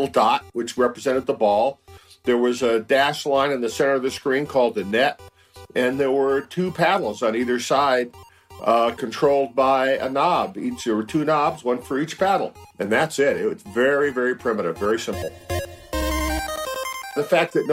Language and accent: English; San Francisco, California, United States; I was born in San Francisco in 1948 and grew up in the city